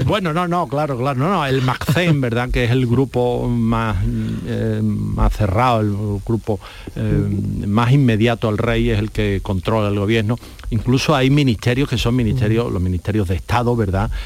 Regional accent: Spain; nos duele a nosotros, que somos mm, los españoles

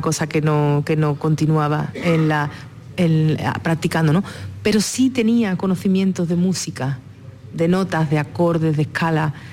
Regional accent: Jerez de la Frontera, Andalusia, Spain; nací y me crié en territorio flamenco, en Jerez de la Frontera

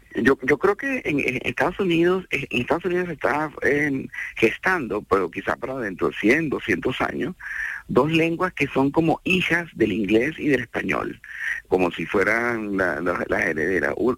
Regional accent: Venezuela

